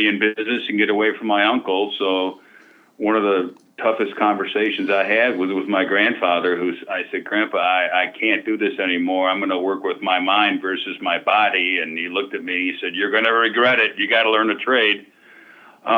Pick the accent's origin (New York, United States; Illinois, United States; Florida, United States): Illinois, United States; Chicago; moved away as an adult; also born or lived in St. Joseph, Missouri; Grew up in the suburbs of Chicago